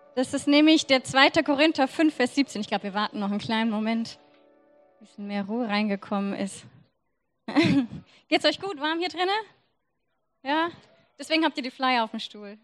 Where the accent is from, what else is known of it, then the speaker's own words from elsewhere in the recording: Germany; ich bin Deutsche